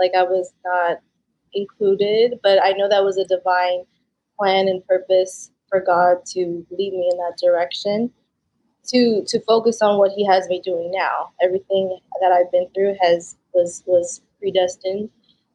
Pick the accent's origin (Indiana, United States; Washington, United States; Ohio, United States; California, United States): California, United States; Los Angeles; also born or lived in Philippines / Kentucky; I was born in Tabonga, Philippines. My grandma went there and rescued me, I like to say, and brought me to the States, where I lived a little bit in Kentucky, then moved to East LA in California, where I grew up